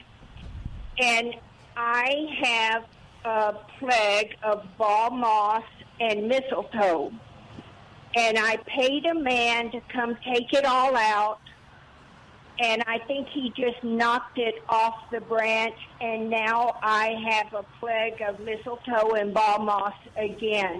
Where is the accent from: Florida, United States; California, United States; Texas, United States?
Texas, United States; Rio Grande Valley; moved away; I grew up in the Rio Grande Valley where mesquite is everywhere, and it kind of reminds me of home